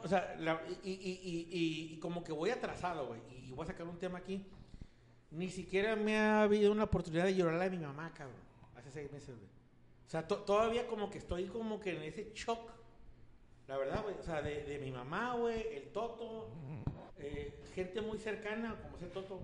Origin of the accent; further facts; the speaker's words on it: Mexico; soy mexicano